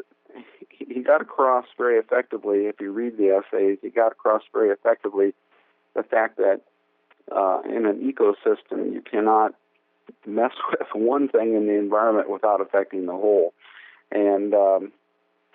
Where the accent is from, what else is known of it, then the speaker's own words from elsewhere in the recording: Indiana, United States; moved away as an adult; now in Wisconsin, United States; I grew up in Indiana